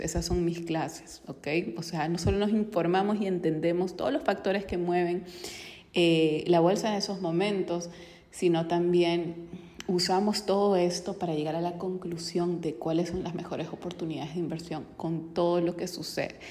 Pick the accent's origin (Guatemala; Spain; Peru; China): Peru; yo soy de Perú